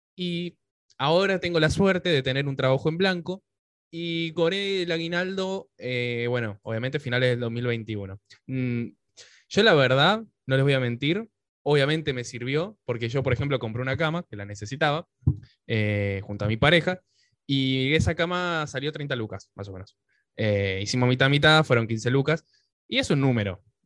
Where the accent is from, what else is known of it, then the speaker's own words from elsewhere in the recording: Pilar, Buenos Aires Province, Argentina; moved away as an adult; now in Buenos Aires, Argentina; estaba por Pilar, que es de donde soy, ahora estoy en Capital, pero yo viví casi toda mi vida en Pilar